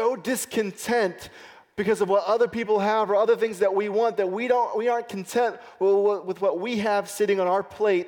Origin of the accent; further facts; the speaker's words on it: United States; It's part of the way we live in America.